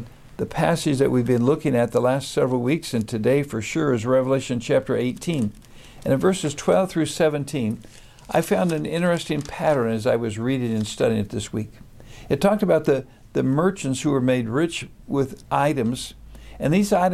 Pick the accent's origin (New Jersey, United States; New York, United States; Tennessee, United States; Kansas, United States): Kansas, United States; Wichita; In my hometown of Wichita, Kansas